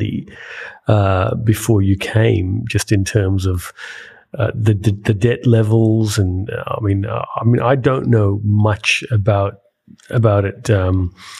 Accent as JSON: {"language": "English", "town": "Perth", "region": "Western Australia", "country": "Australia", "tie": "born or raised there", "moved": "as an adult", "lives_now": "Darwin, Australia", "said": "I grew up in Perth"}